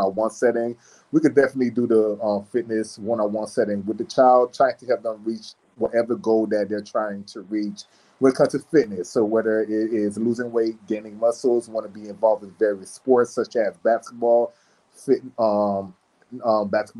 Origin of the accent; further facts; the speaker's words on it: South Florida, United States; also born or lived in Miami, Florida / Orlando, Florida / Tampa, Florida; now in Jacksonville, United States; I'm originally from South Florida